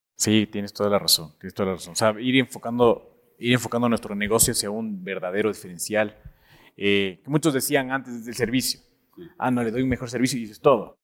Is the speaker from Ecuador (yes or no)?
yes; Ecuador; como latinoamericanos, bueno, como ecuatorianos